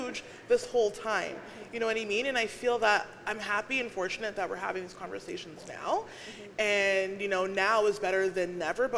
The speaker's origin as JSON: {"language": "English", "town": "Winnipeg", "region": "Manitoba", "country": "Canada", "also_born_or_lived": "Alberta", "said": "I'm from Winnipeg, but I lived in Alberta for a very short time"}